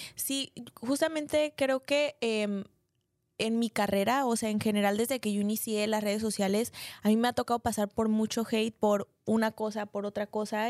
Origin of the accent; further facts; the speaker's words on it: Mexico; mi país, o sea, porque México es un país